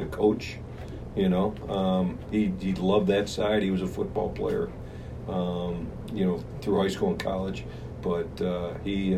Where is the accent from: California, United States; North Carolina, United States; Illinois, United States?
Illinois, United States; Morton Grove; North Side. Born and raised in Morton Grove, Illinois